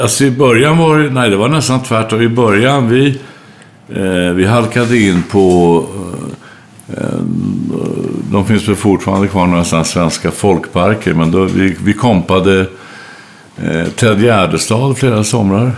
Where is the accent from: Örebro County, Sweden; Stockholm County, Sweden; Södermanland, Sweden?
Örebro County, Sweden; Örebro; jag är uppväxt i Örebro